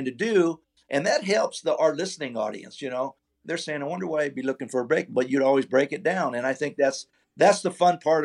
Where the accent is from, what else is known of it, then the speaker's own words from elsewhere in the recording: California, United States; I'm from California